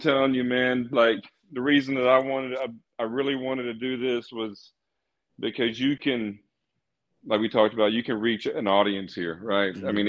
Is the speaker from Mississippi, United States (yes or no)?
yes; South Mississippi, United States; I grew up in South Mississippi